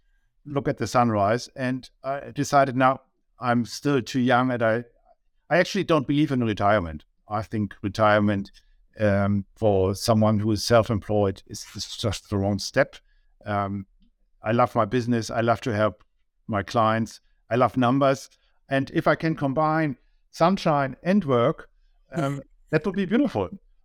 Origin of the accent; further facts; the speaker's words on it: Germany; accent: German; English is a second language; moved away as an adult; you can tell by my accent I'm from Germany.